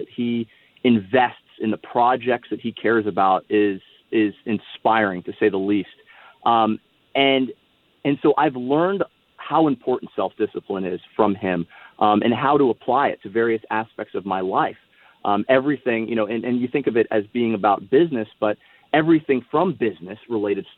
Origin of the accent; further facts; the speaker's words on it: Miami, Florida, United States; also born or lived in San Diego, California / Austin, Texas; I grew up in Miami, Florida